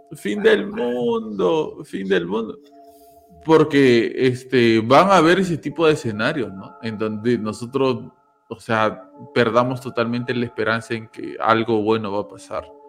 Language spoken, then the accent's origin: Spanish; Peru; todos somos peruanos